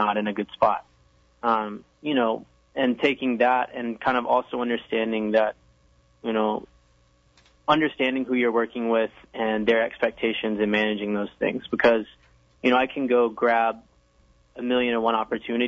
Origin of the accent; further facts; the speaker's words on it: the South, United States; that I was from the South